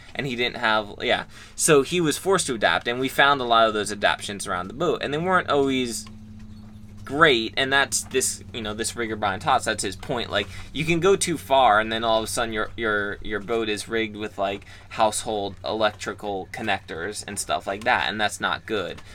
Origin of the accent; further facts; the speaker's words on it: United States; we're lucky to be an American and be free as Americans are